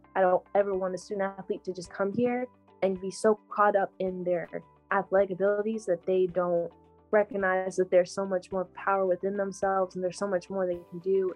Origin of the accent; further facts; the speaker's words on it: Texas, United States; i grew up running in Texas weather